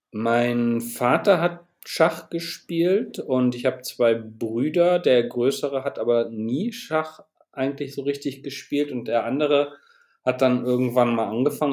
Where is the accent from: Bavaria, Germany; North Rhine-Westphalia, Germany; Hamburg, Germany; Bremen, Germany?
Bremen, Germany; moved away as an adult; now in Aachen, Germany; Ich komme aus Bremen, wohne aber seit einigen Jahren in Aachen, wo ich Architektur studiert habe